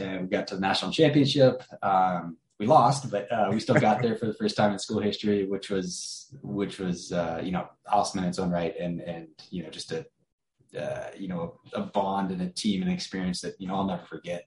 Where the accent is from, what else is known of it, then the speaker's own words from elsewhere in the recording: Sacramento, California, United States; I was born and raised in Sacramento, California